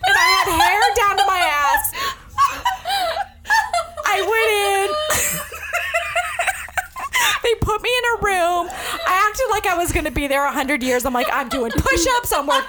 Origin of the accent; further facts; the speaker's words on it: New Jersey, United States; I was born in New Jersey too.